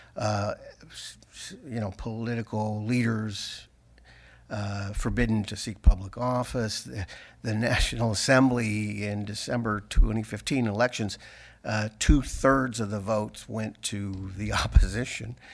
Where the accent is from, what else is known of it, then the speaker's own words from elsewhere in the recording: Wichita, Kansas, United States; I'm from Wichita, Kansas